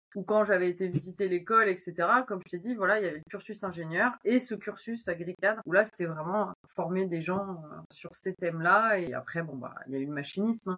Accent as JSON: {"language": "French", "town": "Amiens", "region": "Hauts-de-France", "country": "France", "tie": "born or raised there", "also_born_or_lived": "Bordeaux / Angers", "moved": "as an adult", "said": "je suis d'ici, je suis de l'Oise, je suis né à Amiens"}